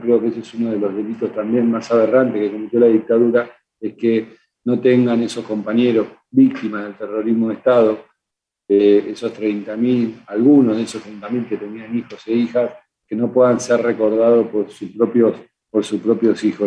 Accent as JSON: {"language": "Spanish", "country": "Argentina", "said": "lo que vivimos como argentinos"}